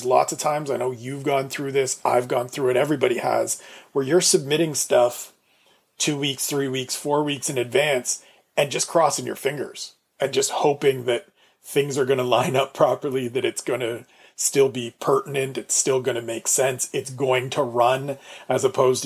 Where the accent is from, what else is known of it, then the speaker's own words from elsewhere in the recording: Canada; Being Canadian